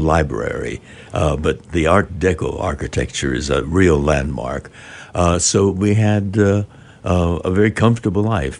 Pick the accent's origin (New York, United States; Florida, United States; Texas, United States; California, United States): California, United States; Southern; also born or lived in Arkansas; We're from Southern California